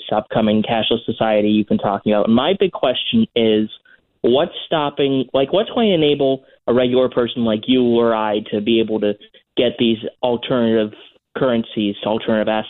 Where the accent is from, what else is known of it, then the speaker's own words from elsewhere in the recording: United States; as an American who essentially lives paycheck to paycheck